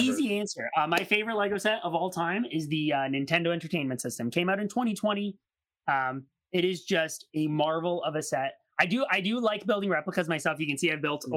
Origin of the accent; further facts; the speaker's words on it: Canada; me being Canadian